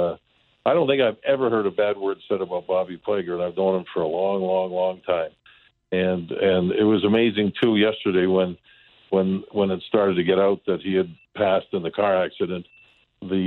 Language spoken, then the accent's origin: English; Calgary, Alberta, Canada; moved away as an adult; now in St. Louis, United States; I was 19 years old, and I came from Calgary, Alberta.